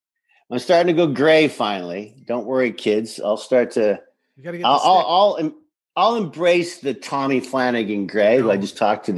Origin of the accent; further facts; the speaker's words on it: Saskatoon, Saskatchewan, Canada; moved away; also born or lived in Pasadena; I didn't even know what French was. And I come from an English-French country like Canada. But I came from Saskatoon, as you know, and there wasn't a lot of French, you know, speaking people then.